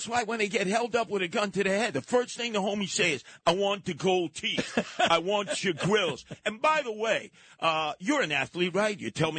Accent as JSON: {"language": "English", "country": "United States", "said": "I'm American. He said, I could tell by the way you're speaking."}